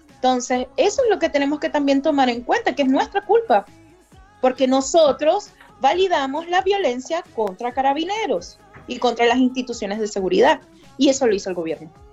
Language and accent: Spanish; Venezuela; moved away as an adult; now in Chile; como constitucionalista y como migrante venezolana